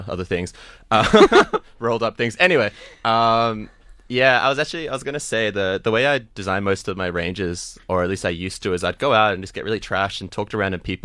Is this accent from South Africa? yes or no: yes; South Africa; Growing up as a South African Jewish boy